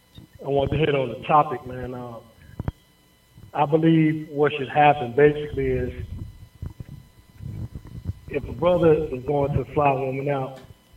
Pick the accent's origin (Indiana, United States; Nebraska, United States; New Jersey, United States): Indiana, United States; I'm from Indiana